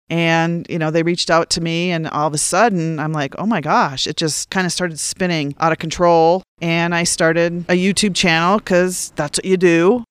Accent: Minnesota, North Dakota, Upper Midwest, United States; moved away as an adult; also born or lived in Charleston, South Carolina / Washington DC area; now in San Luis Valley, United States; I grew up in Minnesota, North Dakota.

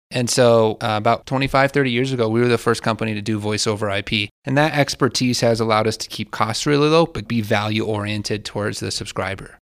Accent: Alamosa, Colorado, United States; I'm a Alamosa native, went to Alamosa High School

